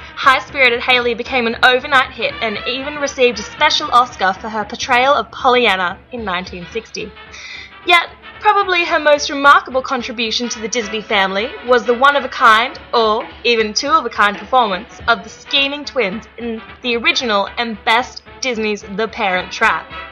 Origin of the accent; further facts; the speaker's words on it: Sydney, New South Wales, Australia; accent: Australian; my funny accent is coming to you all the way from Sydney, Australia